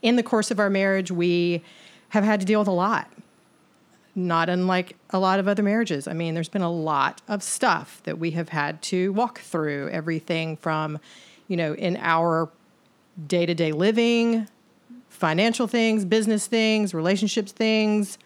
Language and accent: English; the South, United States; born and raised in the South. And as a woman who grew up here